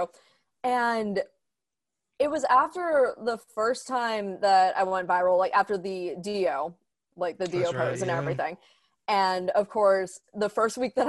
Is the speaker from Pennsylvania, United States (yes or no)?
yes; Pittsburgh, Pennsylvania, United States; I live in Pittsburgh, grew up here